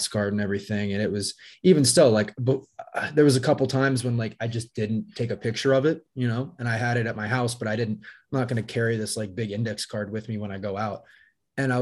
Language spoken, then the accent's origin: English; Essex, Maryland, United States; moved away as an adult; also born or lived in Chicago / Baltimore; now in Colorado, United States; I moved from Chicago back to Maryland, where I'm from